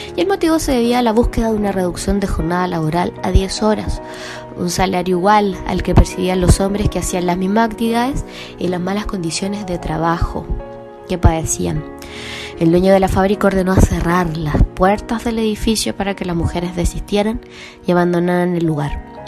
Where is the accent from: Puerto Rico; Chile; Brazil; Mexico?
Chile